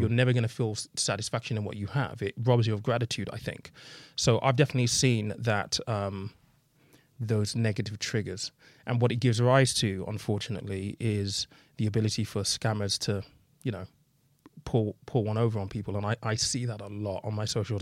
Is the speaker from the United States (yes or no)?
no; United Kingdom; in the U K, I think we're very British